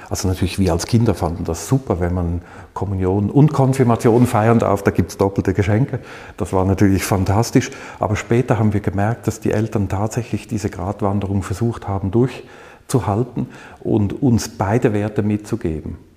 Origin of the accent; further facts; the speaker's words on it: Zürich, Switzerland; Ich bin aufgewachsen in Zürich.